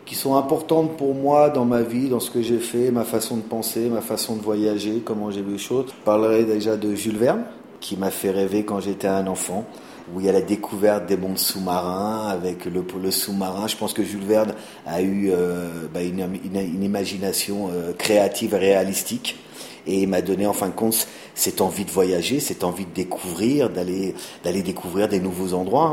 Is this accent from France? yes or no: yes; Auvergne-Rhône-Alpes, France; moved away as an adult; now in Bali, Indonesia; je suis un Français d'origine euh, auvergnate qui a déménagé à Bali il y a plus de 20 ans